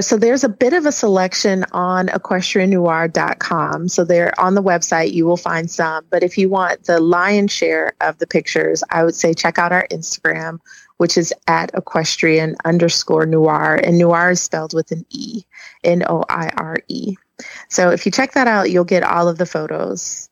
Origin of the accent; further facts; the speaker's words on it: Milwaukee, Wisconsin, United States; accent: Wisconsin; now in Atlanta, United States; I live in Atlanta. I'm actually from Wisconsin. Milwaukee is where I was born and raised.